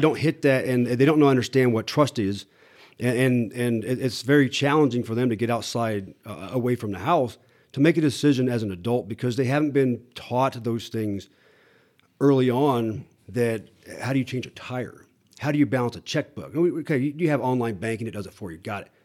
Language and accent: English; Iowa, United States; moved away; also born or lived in Topeka, Kansas; I grew up in a, in a small t, a small town in Iowa